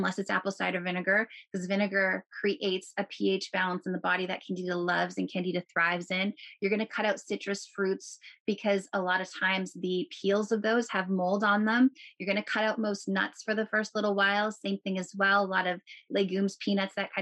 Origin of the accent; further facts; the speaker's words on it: Canada; I'm a Canadian